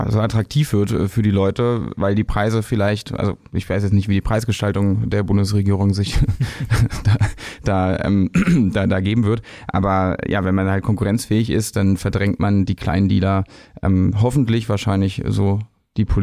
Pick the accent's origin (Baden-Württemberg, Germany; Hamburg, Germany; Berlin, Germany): Berlin, Germany; Aber Fakt ist, wir sind alle Berliner